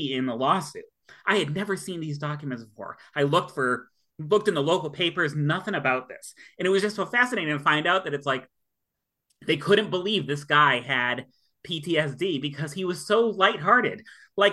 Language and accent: English; Millbury, Massachusetts, United States; my hometown of Millbury